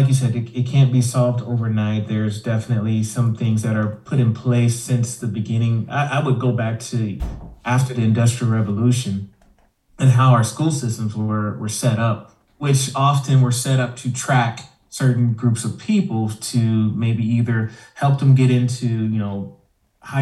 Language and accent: English; Houston, Texas, United States; first language English; moved away as an adult; now in Idaho, United States; I am originally from Houston, Texas, and I don't know, somehow I ended up in Idaho.